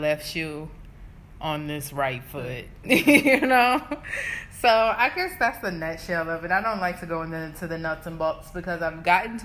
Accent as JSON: {"language": "English", "country": "United States", "also_born_or_lived": "South Africa", "moved": "as an adult", "said": "I'm an American"}